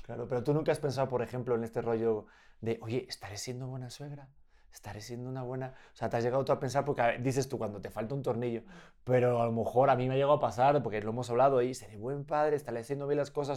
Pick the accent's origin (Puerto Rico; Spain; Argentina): Spain; yo me he criado en España con mis padres y mi cultura española y mi forma de hablar.